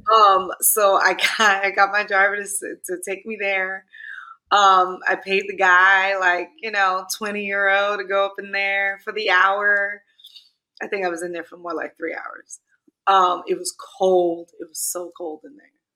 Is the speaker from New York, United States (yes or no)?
yes; New York City, New York, United States; I'm from Clinton Hill, Fort Greene.